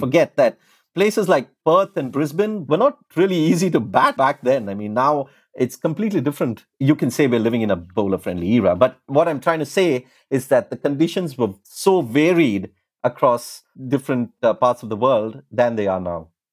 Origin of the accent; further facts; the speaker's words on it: India; when I was growing up in India